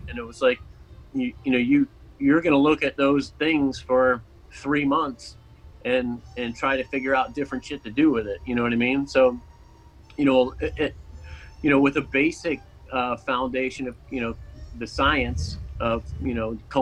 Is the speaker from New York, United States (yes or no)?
no; Orlando, Florida, United States; also born or lived in Niagara Falls; My family moved down here in the mid-80s. And I hung out kind of like, I was here through school